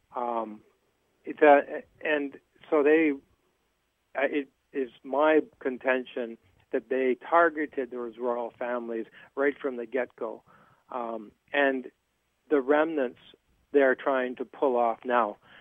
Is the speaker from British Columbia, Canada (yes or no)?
yes; Terrace, British Columbia, Canada; my hometown of Terrace